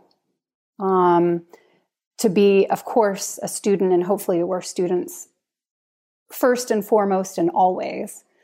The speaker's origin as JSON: {"language": "English", "country": "United States", "moved": "as an adult", "lives_now": "Norway", "said": "I'm American"}